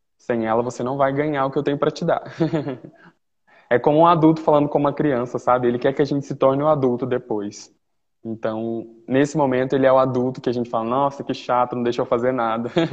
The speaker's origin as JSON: {"language": "Portuguese", "town": "Uberlândia", "region": "Minas Gerais", "country": "Brazil", "moved": "yes"}